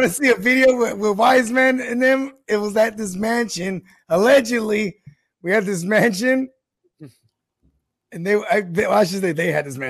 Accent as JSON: {"language": "English", "area": "the Bay Area", "region": "California", "country": "United States", "tie": "born or raised there"}